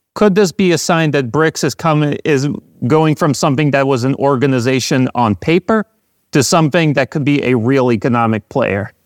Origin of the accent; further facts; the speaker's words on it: United States; growing up in the United States